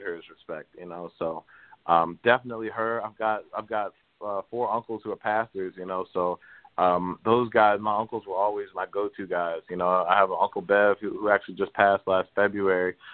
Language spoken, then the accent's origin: English; Baltimore, Maryland, United States; growing up in Baltimore